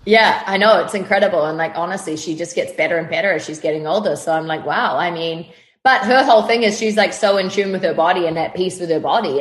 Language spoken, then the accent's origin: English; New Zealand; moved away as an adult; now in Los Angeles, United States; I grew up in New Zealand on a farm